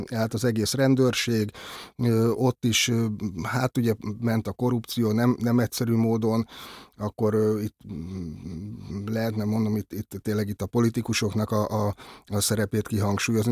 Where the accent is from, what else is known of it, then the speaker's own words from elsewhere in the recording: Budapest, Hungary; egyszerű cinkotai paraszgyerek lévén